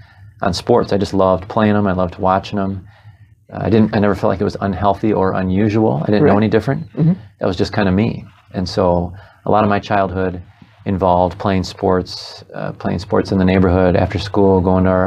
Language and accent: English; Holland, Michigan, United States; I was raised on Hope College